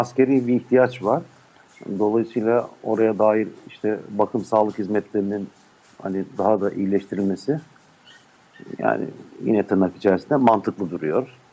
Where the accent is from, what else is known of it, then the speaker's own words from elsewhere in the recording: Ulm, Baden-Württemberg, Germany; Ulm'de doğdum.